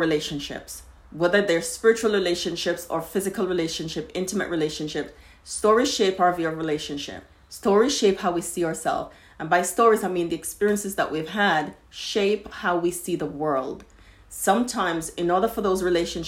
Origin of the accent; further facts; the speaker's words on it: Jamaica; I grew up in Jamaica